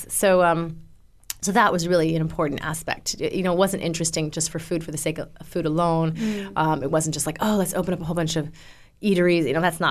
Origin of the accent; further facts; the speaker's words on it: Canada; moved away; also born or lived in California; I suppose I'm Canadian, but I lived in California for a while.